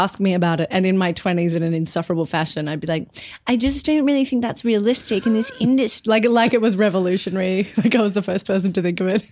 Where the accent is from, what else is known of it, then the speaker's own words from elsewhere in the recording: Brisbane, Queensland, Australia; moved away as an adult; also born or lived in Perth; I'm from Brisbane mostly